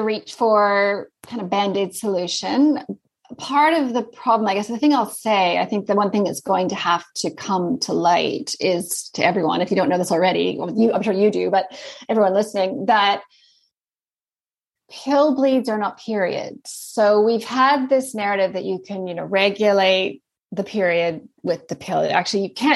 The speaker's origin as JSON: {"language": "English", "country": "Canada", "also_born_or_lived": "Sydney, Australia", "accent": "Canadian", "moved": "yes", "lives_now": "Christchurch, New Zealand", "said": "As you can probably hear, I have a Canadian accent. So I'm from Canada, but then I lived in Sydney for about 15 years"}